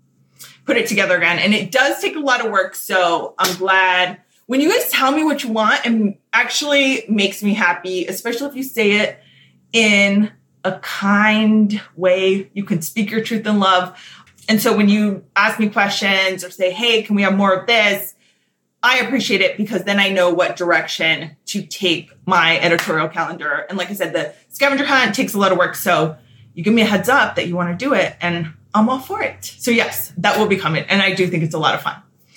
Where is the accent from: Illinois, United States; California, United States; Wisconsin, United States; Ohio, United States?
California, United States; Southern; I am born and raised in SoCal